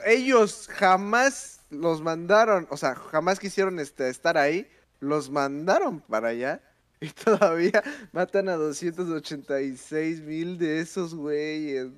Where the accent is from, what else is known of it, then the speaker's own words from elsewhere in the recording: Mexico; nosotros como mexicanos